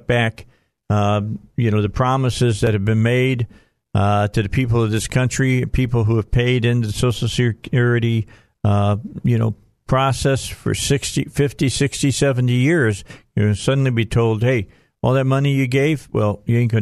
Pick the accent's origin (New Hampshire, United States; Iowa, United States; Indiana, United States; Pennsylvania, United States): Indiana, United States; Northwest; also born or lived in Kentucky; I grew up in Northwest Indiana. I'm a Hoosier.